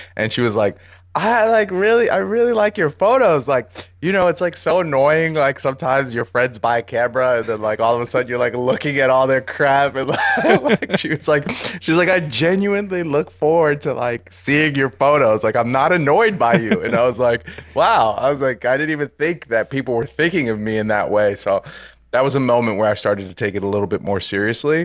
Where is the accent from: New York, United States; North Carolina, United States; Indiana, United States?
New York, United States; New York City; I'm born and raised in New York City. Uh, I was born in Harlem, grew up in Brooklyn in the Bronx.